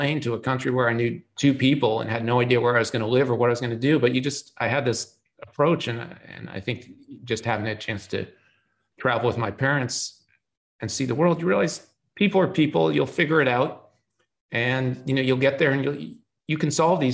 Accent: Boston, Massachusetts, United States; I grew up in Boston. I'm passionate about Boston sports team because I happen to be born there

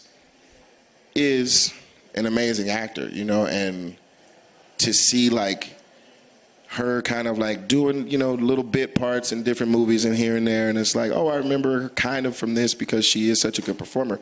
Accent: Atlanta, Georgia, United States; I'm from Atlanta

